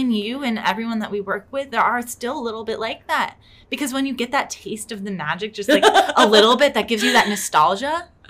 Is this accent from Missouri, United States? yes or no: no; Ohio, United States; moved away as an adult; now in Orlando, United States; like me, we're coming in from Ohio